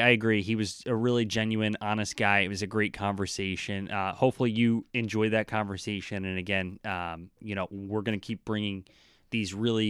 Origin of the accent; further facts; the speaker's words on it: New Jersey, United States; now in Boston, United States; coming from, I grew up in New Jersey.